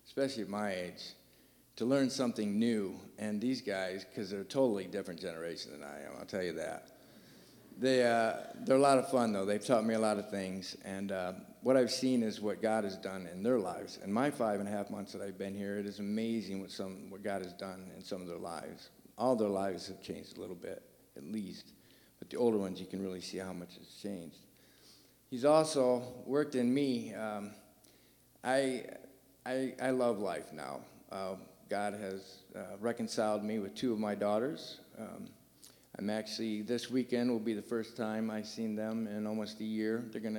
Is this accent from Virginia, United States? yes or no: no; Michigan, United States; moved away as an adult; now in Terre Haute, United States; I am from Michigan